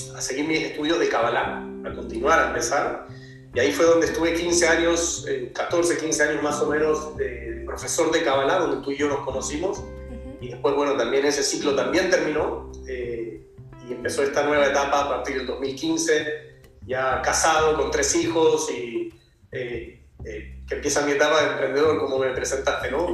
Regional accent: Argentina; soy un argentino superado

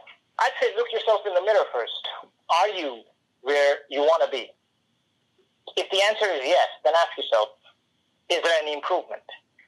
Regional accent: India; The second thing is, growing up in India, which is a developing country and a third world country, you know, not a lot of opportunities for people to grow there.

